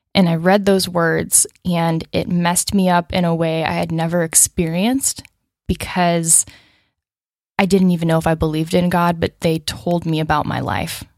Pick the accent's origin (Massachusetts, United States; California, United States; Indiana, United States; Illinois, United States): Illinois, United States; Chicago; moved away as an adult; also born or lived in Los Angeles; now in Nashville, United States; I was born outside Chicago in the suburbs